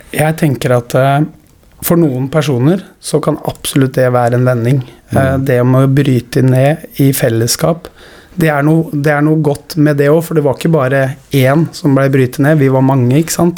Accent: Skien, Telemark, Norway; Nå er jeg født og oppvokst i Skien

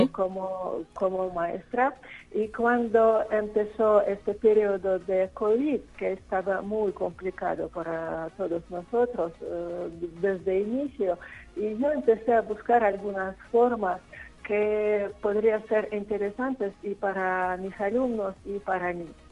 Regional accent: Nizhny Novgorod, Nizhny Novgorod Oblast, Russia; Spanish is a second language; moved away as an adult; also born or lived in Israel; now in San Luis Potosí, Mexico; mi ciudad natal de Nizhny Novgorod, es Rusia.

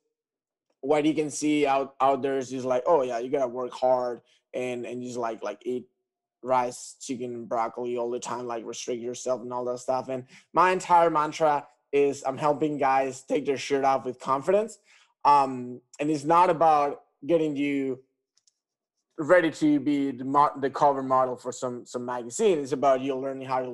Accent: Tenerife, Canary Islands, Spain; I'm from Tenerife Island.

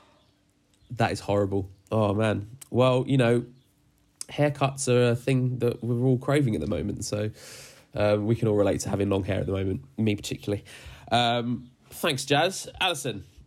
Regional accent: Dagenham, London, United Kingdom; moved away; I grew up in Dagenham as well, so we're from the same ends

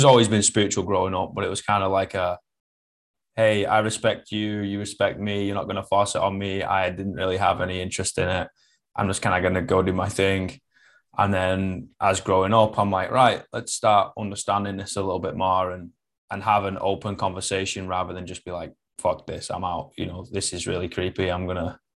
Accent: Manchester, North West England, United Kingdom; first language English; I'm from Manchester

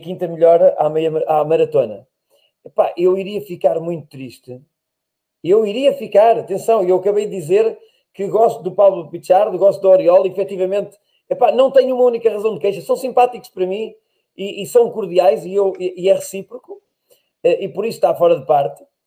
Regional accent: Portugal; eu nasci em Portugal, cresci

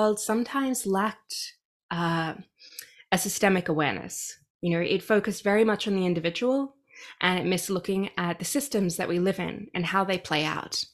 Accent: Australia; accent: Australian; moved away as an adult; now in Canada; I'm Australian, if you can hear my accent.

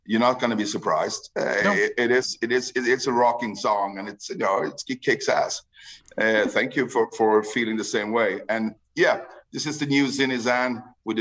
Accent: Sweden; first language Swedish; English is a second language; my native tongue, Swedish

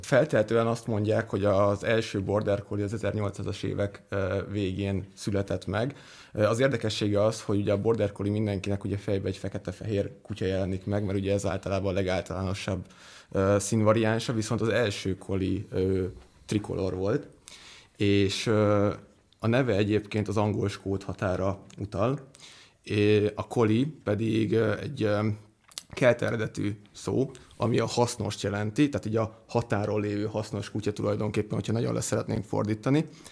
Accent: Budapest, Hungary; én már törzsgyökeres budapesti vagyok

